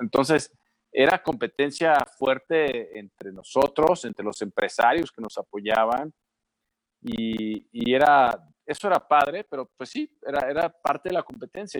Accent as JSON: {"language": "Spanish", "country": "Mexico", "said": "Soy mexicano"}